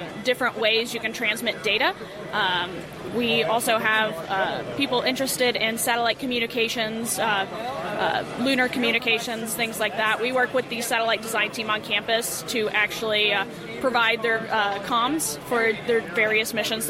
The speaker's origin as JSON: {"language": "English", "town": "Dallas", "region": "Texas", "country": "United States", "also_born_or_lived": "Missouri", "said": "I'm from Dallas, Texas"}